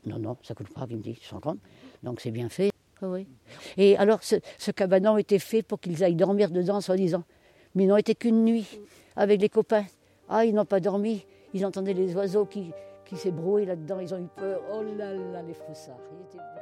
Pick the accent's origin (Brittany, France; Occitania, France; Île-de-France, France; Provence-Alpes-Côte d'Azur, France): Brittany, France; Finistère; moved away as an adult; now in Morbihan, France; je suis du Finistère et chez nous, l'habitat est différent.